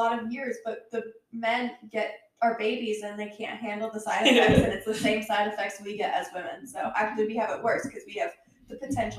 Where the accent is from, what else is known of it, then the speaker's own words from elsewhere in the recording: the Bay Area, California, United States; now in North Carolina, United States; I had to start with the California ones because that's where I grew up. So I know the vibes of the rich Californians. Even though I grew up mostly in the Bay Area, I know those vibes.